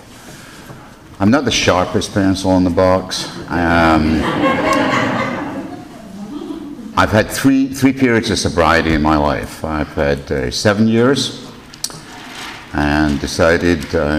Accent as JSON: {"language": "English", "region": "Scotland", "country": "United Kingdom", "tie": "born or raised there", "said": "I was born and raised in Scotland"}